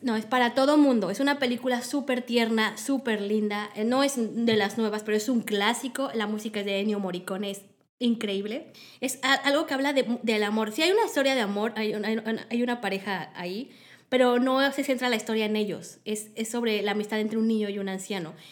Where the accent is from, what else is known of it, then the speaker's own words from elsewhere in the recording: Mexico; en México